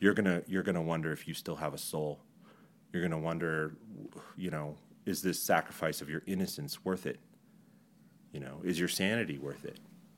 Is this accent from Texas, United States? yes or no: yes; Texas, United States; born there; I was born on Fort Bliss Army Hospital. All my brothers were born on Army hospitals and different Army hospitals all throughout the world.